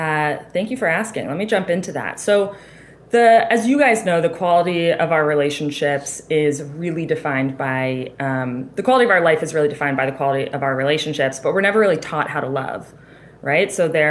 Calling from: Boston, Massachusetts, United States; I'm in Boston.

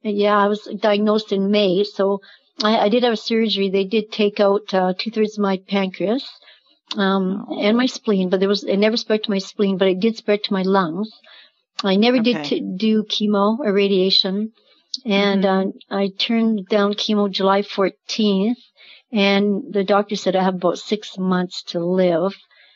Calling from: Lamont, Alberta, Canada; I'm calling from Lamont, Alberta, Canada.

